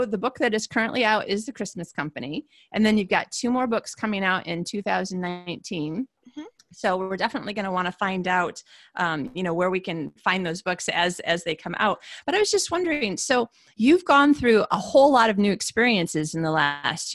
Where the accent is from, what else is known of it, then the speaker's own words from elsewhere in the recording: Michigan, United States; I'm from Michigan